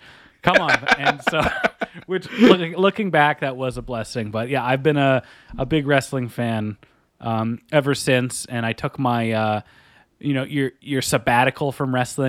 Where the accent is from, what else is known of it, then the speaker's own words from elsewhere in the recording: Calgary, Alberta, Canada; I grew up in Calgary for a bit